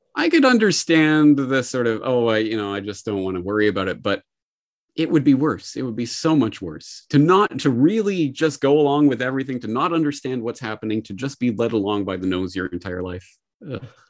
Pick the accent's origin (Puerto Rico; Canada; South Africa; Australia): Canada; now in Japan; a Canadian living in Japan